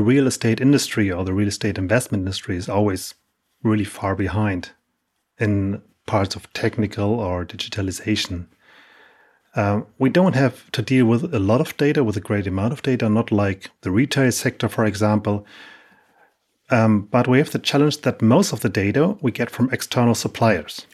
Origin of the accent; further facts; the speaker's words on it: Hamburg, Germany; I'm from Hamburg, Germany